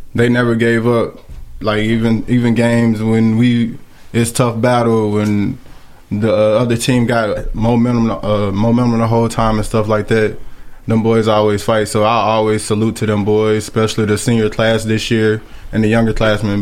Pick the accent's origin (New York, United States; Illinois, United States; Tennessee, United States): Tennessee, United States; Columbia; I grew up in Columbia my whole life played little league down here